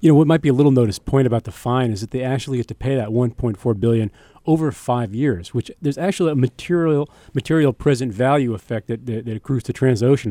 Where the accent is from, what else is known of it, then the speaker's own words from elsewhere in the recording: United States; I'm an American